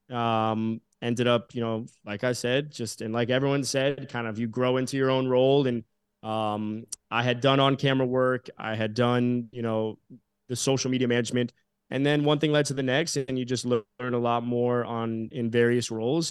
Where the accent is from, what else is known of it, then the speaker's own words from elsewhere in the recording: South Florida, United States; growing up in South Florida, I was friendly with a lot of you know my school had a lot of athletes